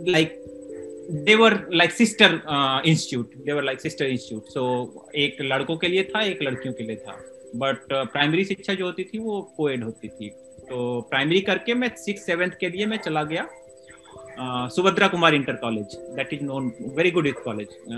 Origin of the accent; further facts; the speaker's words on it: Varanasi, Uttar Pradesh, India; also born or lived in Basni, Babatpur; वहाँ मेरा गांव है सोनबरसा वहाँ पे मेरी पैदाइश है